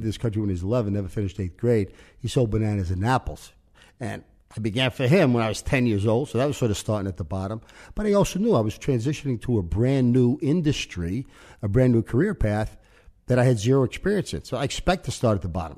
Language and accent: English; New York City, New York, United States; moved away as an adult; also born or lived in Yonkers / Omaha; we grew up in the Dyke Street section of New York, which is gang area.